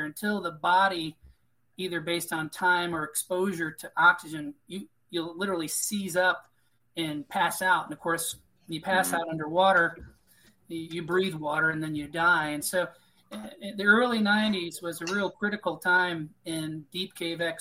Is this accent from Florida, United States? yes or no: yes; Cape Canaveral, Florida, United States; my family's from Florida. And my father worked at NASA right up until the Apollo 8 project is where I was born on Cape Canaveral